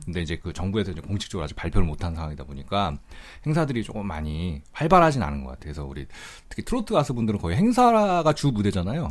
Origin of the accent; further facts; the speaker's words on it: Seoul, South Korea; 저는 원래 이제 그냥 오리지널 서울 태생이다 보니까